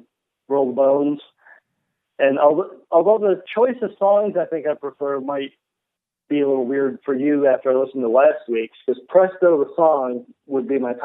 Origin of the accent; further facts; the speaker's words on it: Buffalo, New York, United States; I'm from Buffalo. That's where I grew up.